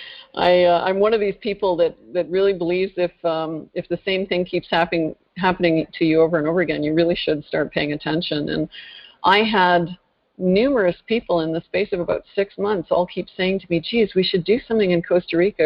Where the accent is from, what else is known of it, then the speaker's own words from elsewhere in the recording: northern Ontario, Canada; I originally hail from northern Canada, actually, northern Ontario to be precise. In fact, I grew up in a pretty rural setting.